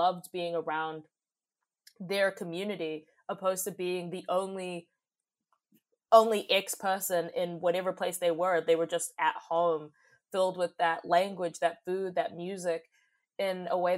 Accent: Auckland, New Zealand; also born or lived in Johannesburg, South Africa / Democratic Republic of the Congo; I was born in Johannesburg, South Africa, and I migrated to New Zealand in 2004

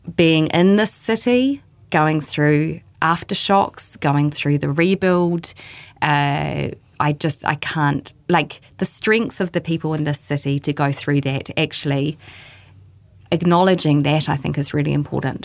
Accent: Christchurch, Canterbury, New Zealand; moved away; I'm from Christchurch

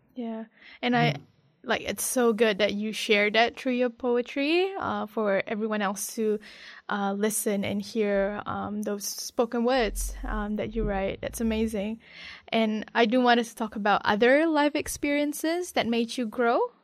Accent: Malaysia; I'm from Malaysia

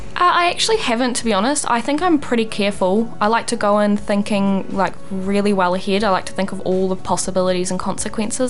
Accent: Thames, Waikato, New Zealand; back in my hometown of Thames

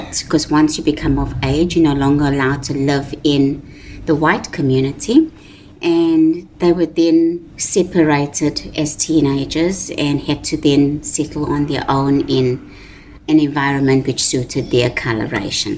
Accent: Durban, KwaZulu-Natal, South Africa; now in Richmond, New Zealand; I was born in Durban in South Africa, and we grew up in a very closed society or environment or community.

